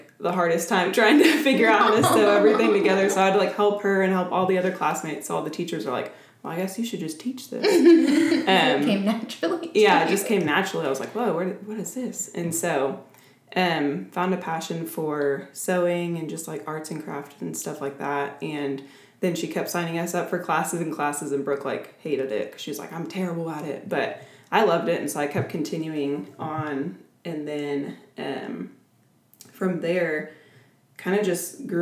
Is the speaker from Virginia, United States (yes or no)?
no; Oklahoma City, Oklahoma, United States; I grew up in Oklahoma City my entire life, was born and raised in Oklahoma